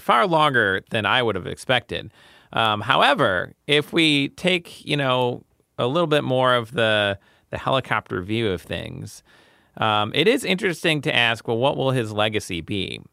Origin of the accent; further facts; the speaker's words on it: United States; I'm an American